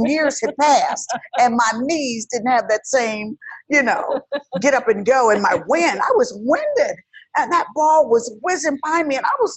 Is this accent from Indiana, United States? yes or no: yes; Indianapolis, Indiana, United States; moved away; I'm from Indiana